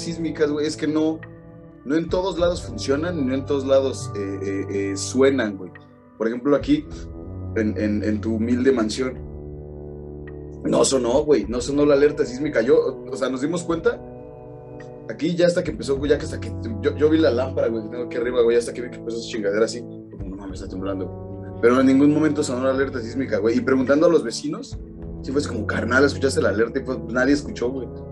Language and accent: Spanish; Mexico; nos identificamos como mexicanos en México